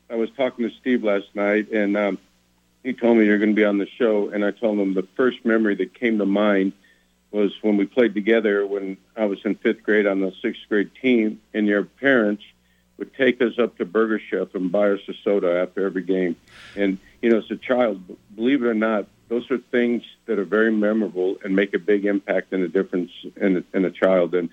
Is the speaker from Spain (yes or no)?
no; Mexico; moved away; when I moved here from Mexico in 1967 and accomplished a lot of the things and gotten some of the recognition in my life.